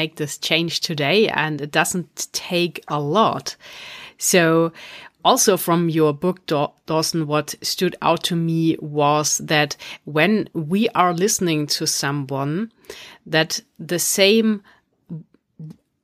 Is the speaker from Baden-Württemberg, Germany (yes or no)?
yes; Stuttgart, Baden-Württemberg, Germany; my hometown in Stuttgart